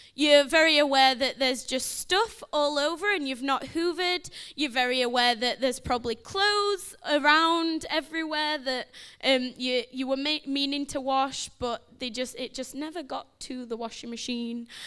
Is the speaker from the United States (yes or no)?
no; Sheffield, Yorkshire and the Humber, United Kingdom; moved away; I'm from Sheffield, so if you think I sound a bit funny, you're right